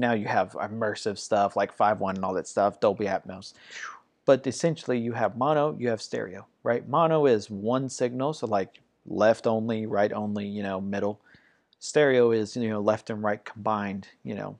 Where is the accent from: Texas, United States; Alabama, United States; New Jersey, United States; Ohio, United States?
Ohio, United States; moved away; also born or lived in Georgia; I grew up in Ohio